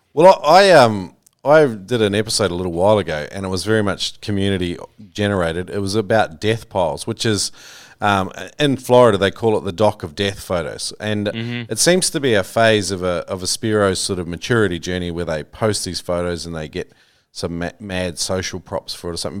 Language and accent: English; New Zealand; that was a real common one I grew up with in New Zealand